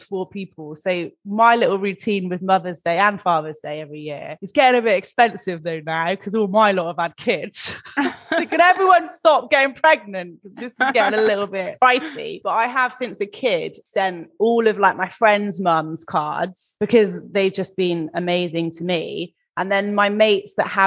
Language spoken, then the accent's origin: English; England, United Kingdom; I'm English